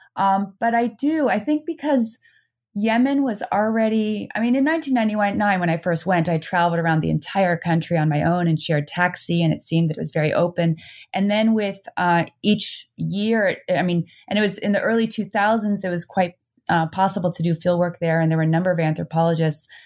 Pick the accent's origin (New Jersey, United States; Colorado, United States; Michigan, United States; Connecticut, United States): New Jersey, United States; born or raised there; moved away as an adult; also born or lived in Netherlands; now in Vermont, United States